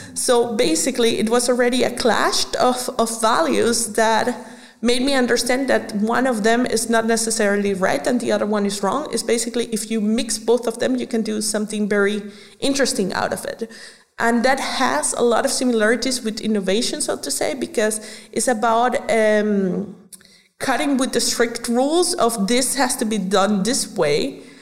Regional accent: Venezuela; moved away as an adult; now in Germany; I was born in Venezuela. So when I was growing up, I was uh, basically a culture mixture

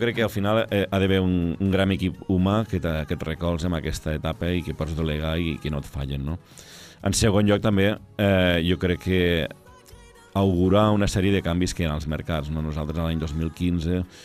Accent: Lleida, Catalonia, Spain

